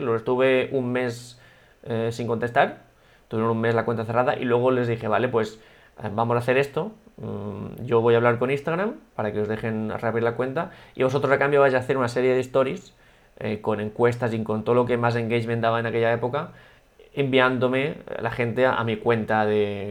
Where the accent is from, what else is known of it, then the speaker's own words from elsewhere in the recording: Altea, Valencian Community, Spain; en el hashtag de Altea, en el hashtag de mi pueblo